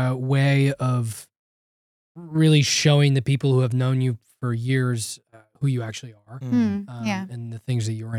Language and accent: English; Ventura County, California, United States; I grew up in Ventura County